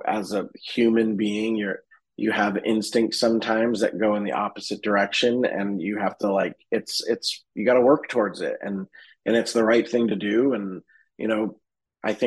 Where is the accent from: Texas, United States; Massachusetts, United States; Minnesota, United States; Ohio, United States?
Massachusetts, United States; Boston; now in Los Angeles, United States; we went back to my hometown in Boston